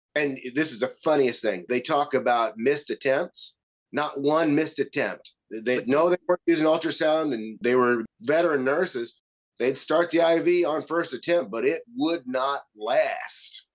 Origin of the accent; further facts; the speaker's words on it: the South, United States; accent: southern; My southern boy accent